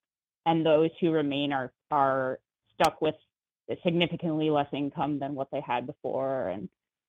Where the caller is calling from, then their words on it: Bay Area, California, United States; calling in from the Bay Area.